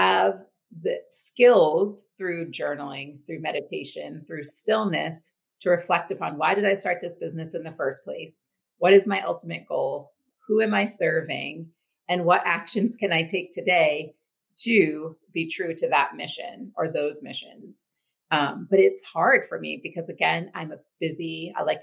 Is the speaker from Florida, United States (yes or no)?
no; Maine, United States; also born or lived in Texas; I'm from Maine. I left briefly for college, but have lived here my whole life.